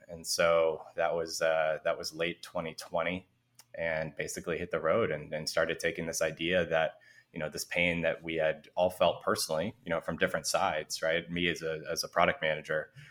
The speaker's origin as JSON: {"language": "English", "town": "San Francisco", "region": "California", "country": "United States", "tie": "born or raised there", "said": "I grew up in San Francisco in the city itself"}